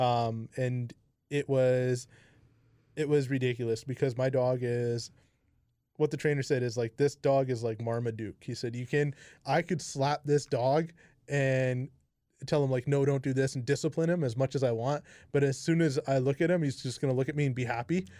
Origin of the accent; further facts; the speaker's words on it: Kamloops, British Columbia, Canada; I'm from, like, born and raised here